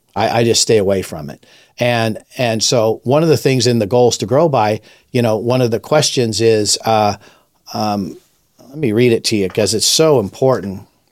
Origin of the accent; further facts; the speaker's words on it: Los Angeles, California, United States; I was raised in Los Angeles in the fifties and the sixties